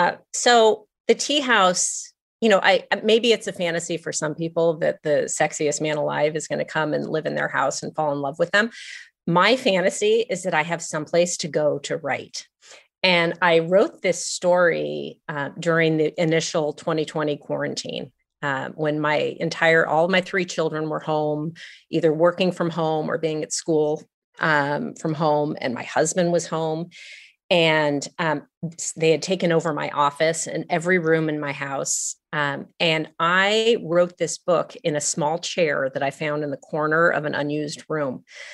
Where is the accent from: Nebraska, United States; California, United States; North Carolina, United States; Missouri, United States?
California, United States; Los Angeles; moved away; I grew up in Los Angeles, and my mother and my grandparents all grew up in Los Angeles. We've been there for a long time.